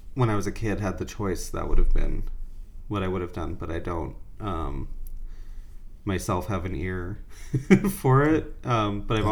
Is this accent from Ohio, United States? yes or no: no; Fort Myers, Florida, United States; moved away as an adult; now in New York, United States; I was born in Fort Myers, uh, so Gulf side.